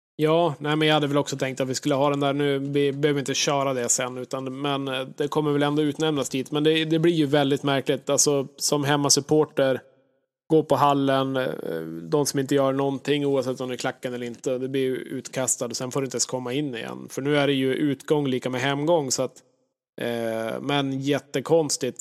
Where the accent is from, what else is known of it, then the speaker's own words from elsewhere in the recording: Norrland, Sweden; jag är ju verkligen en norrlänning, född, född på fel ställe på jorden